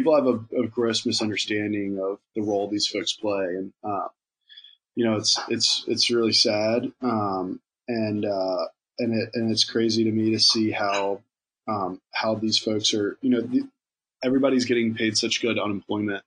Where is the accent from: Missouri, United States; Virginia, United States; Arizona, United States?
Virginia, United States; now in New York, United States; I'm from Virginia, and I've lived in New York for a long time now